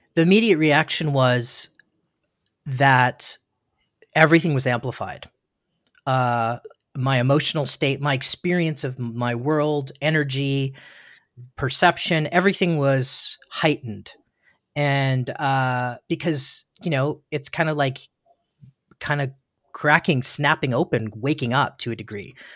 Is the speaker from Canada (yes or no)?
yes; Ontario, Canada; now in Studio City, United States; I was born in Ontario, Ontario, Canada that's um, in the east coast of Canada, and a little town.